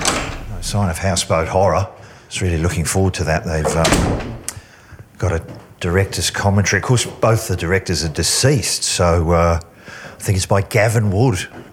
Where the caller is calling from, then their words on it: Australia; I'm calling from Australia for the podcast...